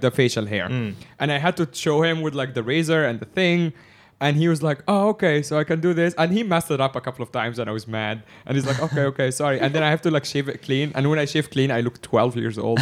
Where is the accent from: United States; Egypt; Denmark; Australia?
Egypt; I'm from Egypt